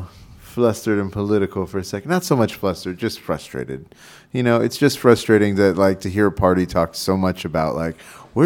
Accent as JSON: {"language": "English", "region": "Texas", "country": "United States", "moved": "as an adult", "said": "as a Texan and as somebody that loves Texas so much"}